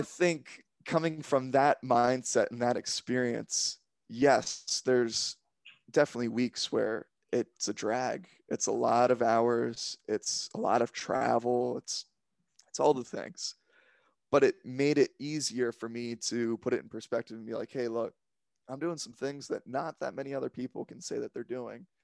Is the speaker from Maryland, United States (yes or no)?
yes; Silver Spring, Maryland, United States; I'm from just outside of D C in Silver Spring, Maryland area